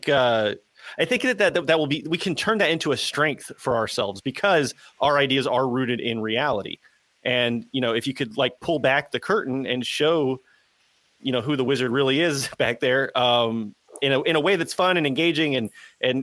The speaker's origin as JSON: {"language": "English", "region": "Southeast United States", "country": "United States", "said": "I'm from the Southeast United States"}